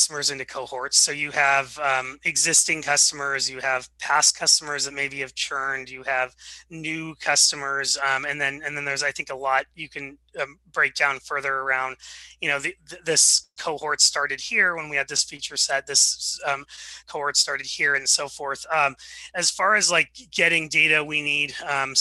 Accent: Seattle, Washington, United States; also born or lived in Wichita, Kansas; I was born in Wichita, Kansas, and then moved out to Seattle when I was 4 or 5

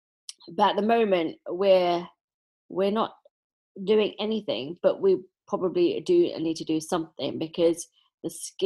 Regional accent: London, United Kingdom; I was born in Dulwich.

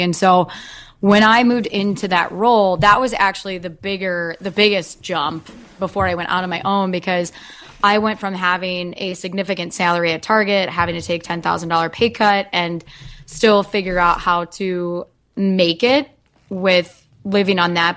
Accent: Dubuque, Iowa, United States; also born or lived in West Des Moines, Iowa; I'm originally from Iowa, from Dubuque

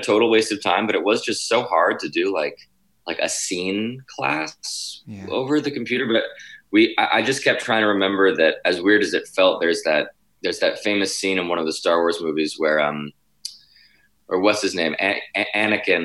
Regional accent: New York, United States; I'm from New York, and I've been in the city up until now

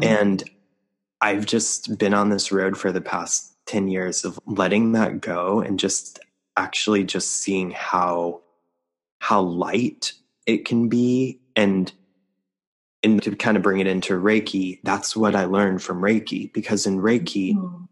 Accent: New Mexico, United States; moved away; also born or lived in New York City; I grew up in New Mexico, and it wasn't until I moved to New York City

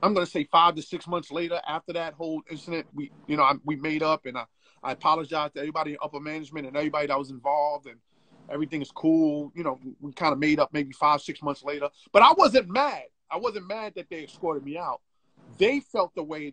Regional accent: New York City, New York, United States; you gotta understand where I come from, bro. I come from Bed-Stuy.

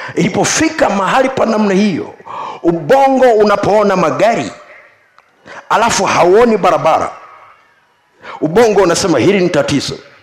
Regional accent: Tukuyu, Mbeya, Tanzania; moved away; kule kwetu kule tukuyu

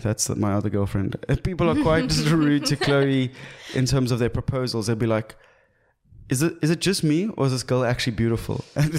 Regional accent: South Africa; But we're proudly South African, so we're getting into it.

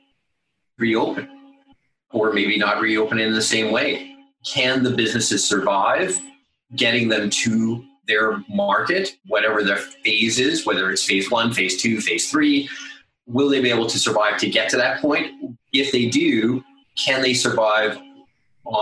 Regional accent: Calgary, Alberta, Canada; pretty much born and raised in Calgary

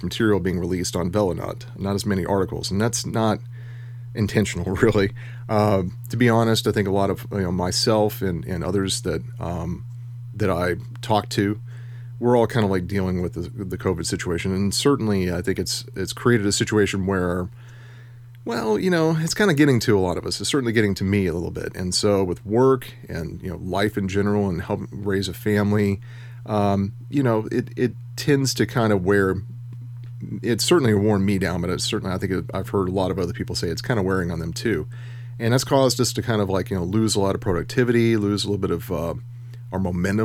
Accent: Houston, Texas, United States; I was raised in Houston

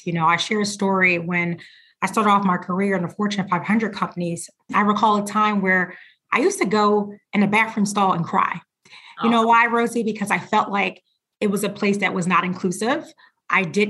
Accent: Philadelphia, Pennsylvania, United States; I grew up in Philadelphia

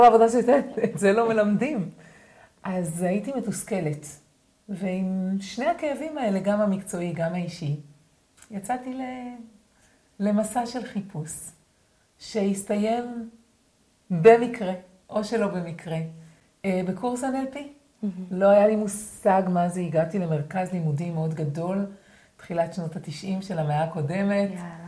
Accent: Sa'ad, Southern District, Israel; אני גדלתי בקיבוץ בנגב

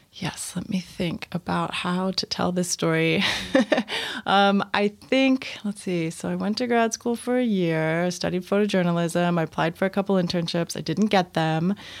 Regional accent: Washington, District of Columbia, United States; I moved back to D C, which was, uh, my hometown

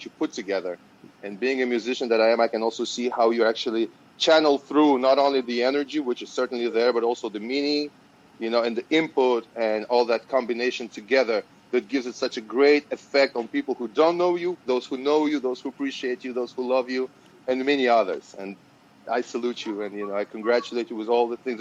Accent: Azerbaijan; moved away; Azerbaijan is my home country.

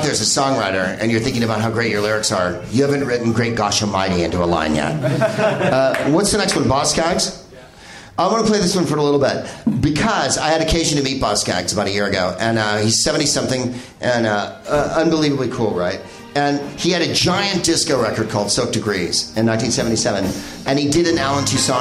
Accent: San Francisco, California, United States; I'm from San Francisco

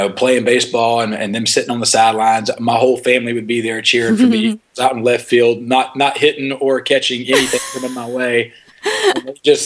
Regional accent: Griffin, Georgia, United States; I was born in Griffin, Georgia, which is, I know that town is a hotbed of talent.

